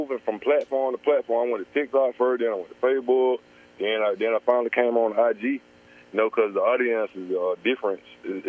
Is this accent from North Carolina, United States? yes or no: no; Georgia, United States; I'm from Georgia.